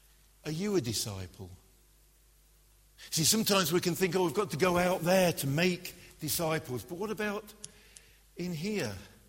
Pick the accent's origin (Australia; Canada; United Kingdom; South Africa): United Kingdom; Glasgow, Scotland; I grew up in Glasgow. If I'd had a name like Reinhold Bonnke, then how would I have survived being in Glasgow?